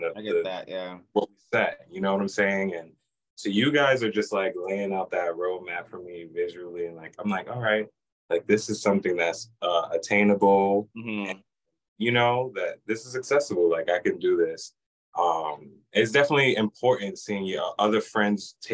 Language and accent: English; New York, United States; now in Lehigh Valley, United States; I grew up in New York